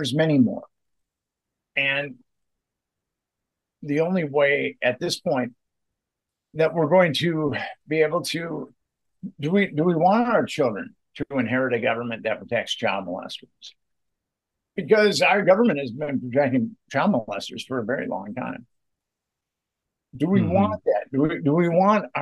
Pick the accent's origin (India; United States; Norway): United States; Minneapolis, Minnesota; I'm from Minneapolis